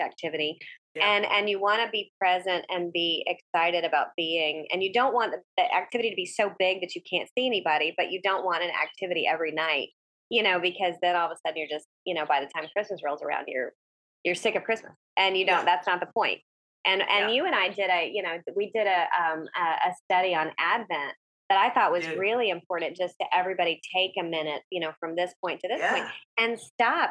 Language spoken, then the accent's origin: English; the South, United States; moved away; I'm from the South